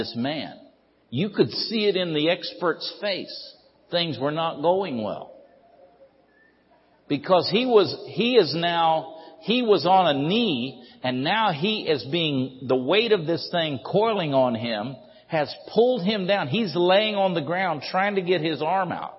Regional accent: Ridgecrest, California, United States; I was born and raised over here in Ridgecrest

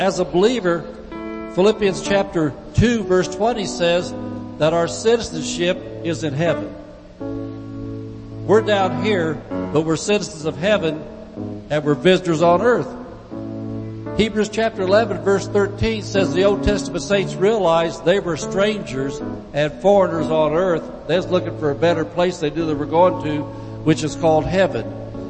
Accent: Indiana, United States; now in California, United States; when I came out here from Indiana, we didn't have different cultures out there.

